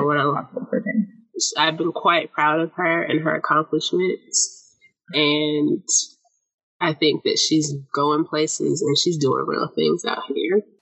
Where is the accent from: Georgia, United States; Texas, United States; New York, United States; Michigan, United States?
Georgia, United States; Atlanta; I am from Zone Six